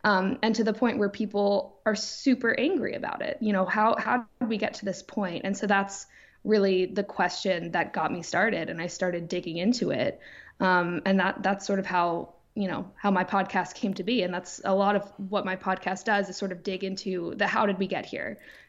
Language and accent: English; New York, United States; I grew up on the East End of Long Island, which a lot of people know as the Hamptons. You know, year round, it's a small town just like any other